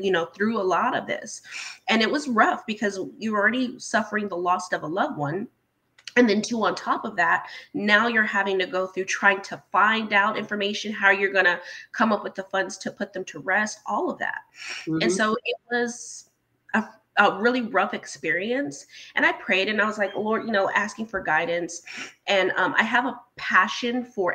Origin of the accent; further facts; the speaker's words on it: Chicago, Illinois, United States; I was born in Chicago, Illinois